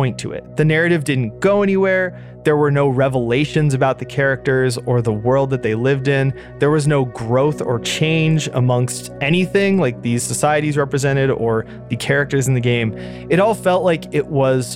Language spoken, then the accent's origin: English; United States; as an American